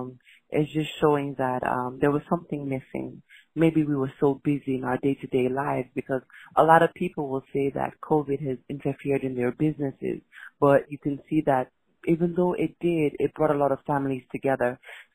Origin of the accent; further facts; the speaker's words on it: Freetown, Western Area, Sierra Leone; And I'm from Freetown, Sierra Leone in West Africa.